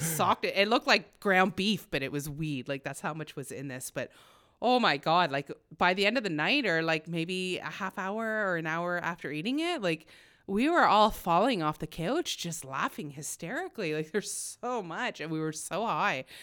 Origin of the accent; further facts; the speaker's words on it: Smiths Falls, Ontario, Canada; moved away as an adult; I grew up very poor in Smiths Falls